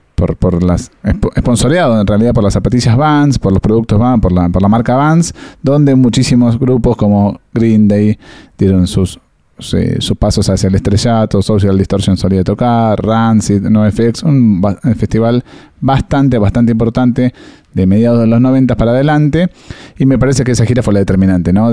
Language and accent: Spanish; Argentina; somos argentinos